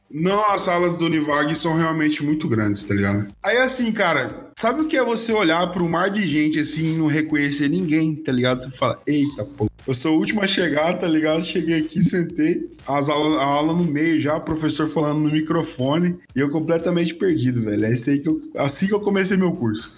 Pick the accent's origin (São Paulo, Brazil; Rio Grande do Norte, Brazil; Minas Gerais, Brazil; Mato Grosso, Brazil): Mato Grosso, Brazil; interior of; moved away as an adult; now in Cuiabá, Brazil; eu vim de outra cidade, vim do interior do Mato Grosso e vim pra capital Cuiabá